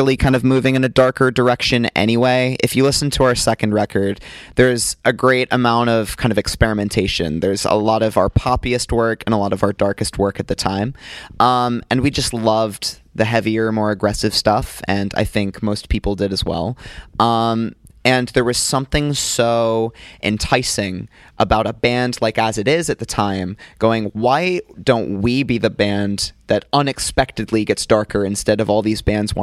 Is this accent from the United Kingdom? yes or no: yes; United Kingdom; also born or lived in United States; being American growing up in the UK ever since I was six